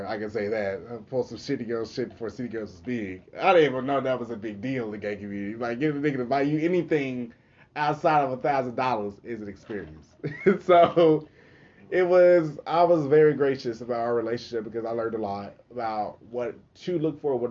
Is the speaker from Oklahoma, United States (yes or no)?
yes; Okmulgee, Oklahoma, United States; accent: country; Even though my mom is from Muskogee, I was born in Okmulgee.